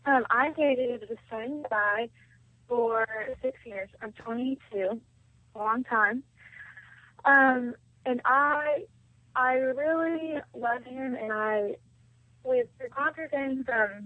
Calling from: Arkansas, United States; I'm from Little Arkansas.

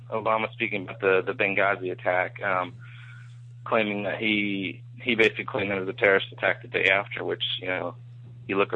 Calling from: Tampa, Florida, United States; I'm calling from Tampa, Florida.

